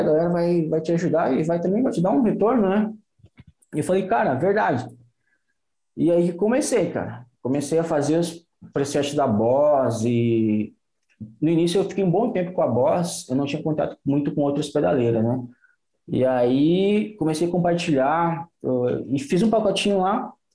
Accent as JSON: {"language": "Portuguese", "town": "Santa Rosa", "region": "Rio Grande do Sul", "country": "Brazil", "also_born_or_lived": "Florianópolis / Xanxerê", "said": "eu sou aqui do, do Noroeste, aqui, Santa Rosa."}